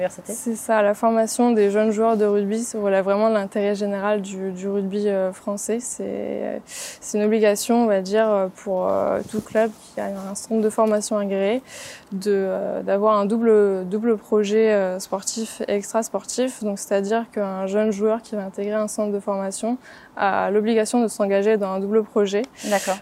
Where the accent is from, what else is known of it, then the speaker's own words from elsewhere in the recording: Reims, Grand Est, France; moved away as an adult; also born or lived in Paris / Dijon; now in Toulon, France; je suis originaire de Reims